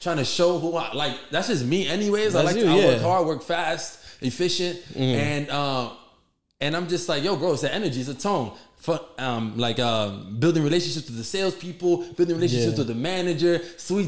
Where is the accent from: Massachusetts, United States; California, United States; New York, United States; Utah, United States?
New York, United States; New York City; also born or lived in Bronx / Hell's Kitchen; when I moved from the Bronx when I was 11, my dad got a super job on 40th Street. And that's how I always lived in this area in Hell's Kitchen